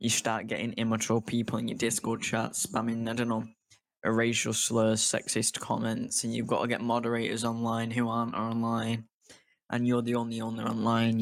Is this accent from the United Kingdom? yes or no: yes; United Kingdom; I'm from the United Kingdom